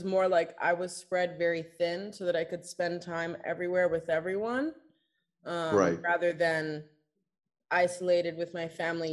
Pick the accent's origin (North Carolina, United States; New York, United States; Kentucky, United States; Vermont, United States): New York, United States; now in Rome, Italy; I was raised by predominantly in New York, my mother and like a group of her gay friends